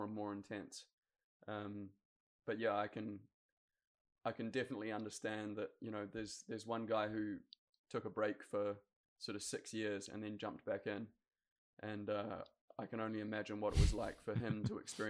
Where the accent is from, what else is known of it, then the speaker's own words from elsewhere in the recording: New Zealand; Growing up in New Zealand, the Olympics is king